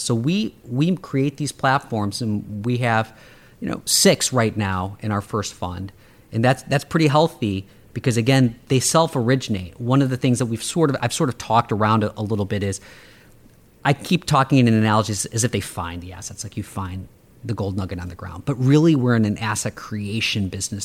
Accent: Chicago, Illinois, United States; I grew up on the South Side and the South Suburbs of Chicago

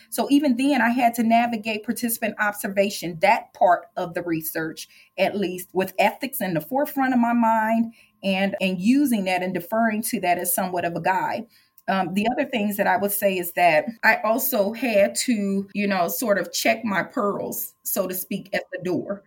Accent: St. Louis, Missouri, United States; I am Black, born and raised in St. Louis

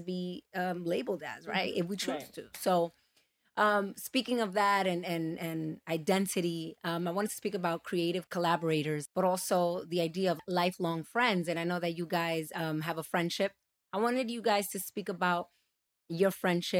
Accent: New York City, New York, United States; growing up in New York

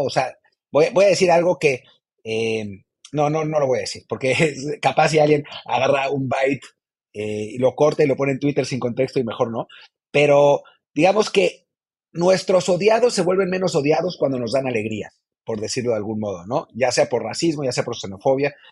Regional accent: Mexico; pasaporte mexicano por elección a aquellos que lo tenemos por nacimiento

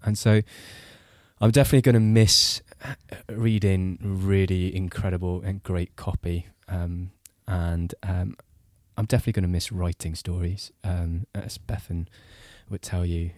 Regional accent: Singapore; moved away as an adult; also born or lived in Britain; now in United Kingdom; I grew up in Singapore

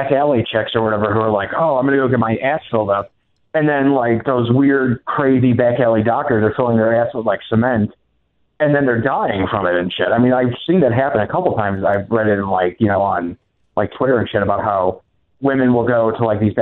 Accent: United States; as American people

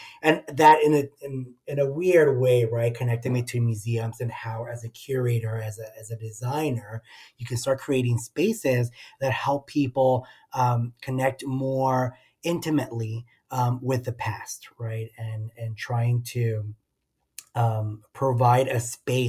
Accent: El Paso, Texas, United States; I'm a son of the border, as they would say. I am originally from El Paso, Texas, right at the border of Mexico and the U.S., right on the easternmost tip of Texas.

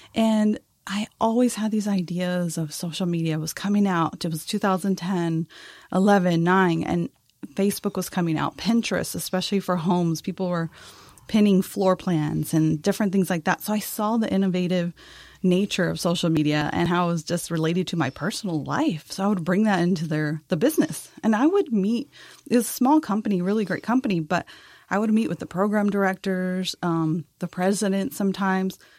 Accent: El Paso, Texas, United States; now in San Antonio, United States; I'm originally from El Paso, Texas. Came to San Antonio, of course.

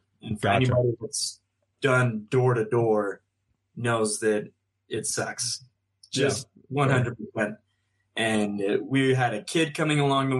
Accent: Sandy, Utah, United States; I hail from Sandy, Utah, so not far from here

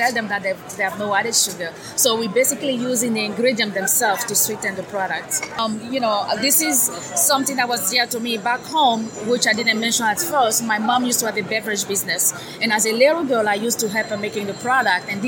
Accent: Côte d’Ivoire; now in United States; Originally from Ivory Coast in West Africa

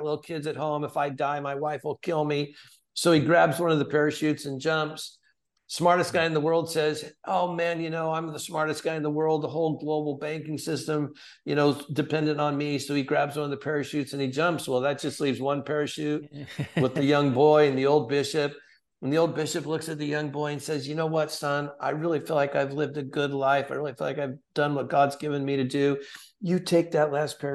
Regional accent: Santa Ana, California, United States; now in Tennessee, United States; Calvary Chapel in Santa Ana, the city where I was born and raised

